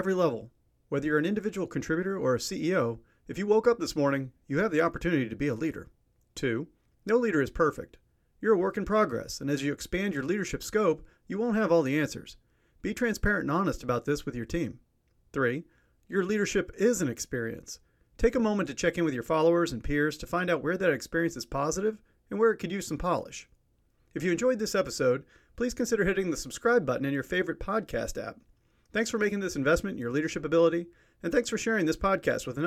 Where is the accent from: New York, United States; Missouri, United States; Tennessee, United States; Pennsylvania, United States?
Missouri, United States; my home state